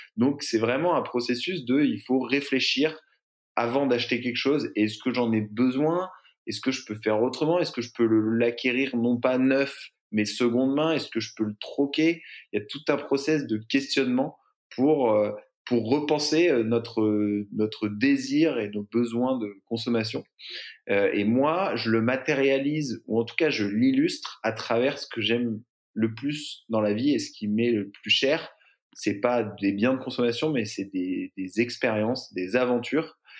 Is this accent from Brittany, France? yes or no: yes; Brittany, France; also born or lived in San Francisco; now in Marseille, France; J'ai grandi en Bretagne